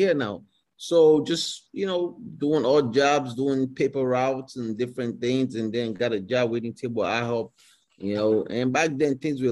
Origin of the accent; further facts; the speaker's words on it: Nigeria; moved away as an adult; now in United States; growing up in Nigeria, you know, going to school and everything.